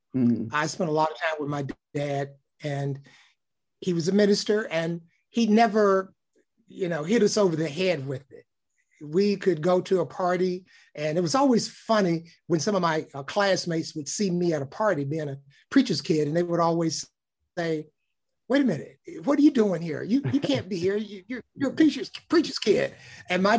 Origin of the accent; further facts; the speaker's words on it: Birmingham, Alabama, United States; moved away as an adult; also born or lived in Washington, D.C.; I was raised in Birmingham, Alabama, in a very supportive and loving household.